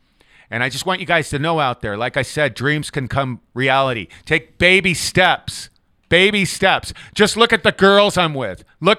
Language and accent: English; Ireland; Oh, heck yeah, I'm from Ireland. My mom's from Ireland.